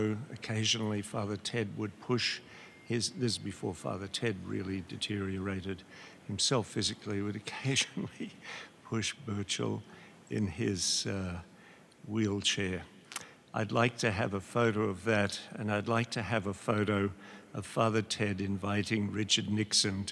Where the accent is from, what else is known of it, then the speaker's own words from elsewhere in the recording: Australia; moved away; I'm an Australian